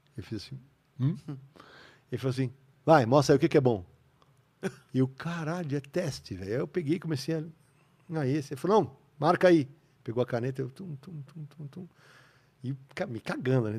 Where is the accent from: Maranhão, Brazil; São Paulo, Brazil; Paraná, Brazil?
São Paulo, Brazil; Eu sou da Moca